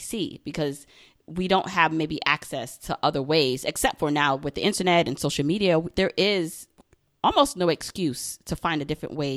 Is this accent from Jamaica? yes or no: yes; Jamaica; moved away; my family also immigrated here, and I was actually born in Jamaica.